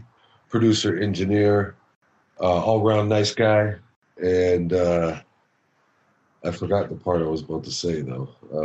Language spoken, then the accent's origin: English; Scarborough, Ontario, Canada; Born and raised in Scarborough. Shaman and I used to say growing up, Scarborough bred, Scarborough dead.